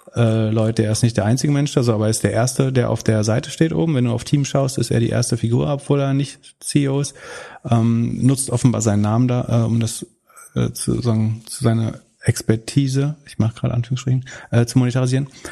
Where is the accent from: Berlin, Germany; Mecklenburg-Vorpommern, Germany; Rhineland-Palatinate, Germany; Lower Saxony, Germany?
Mecklenburg-Vorpommern, Germany; in meiner Heimat